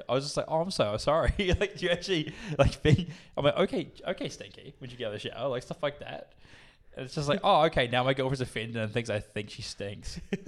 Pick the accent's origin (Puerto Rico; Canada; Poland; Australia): Australia; She's more Australian than I am. Like, she's fucking, I'm even Australian, bro.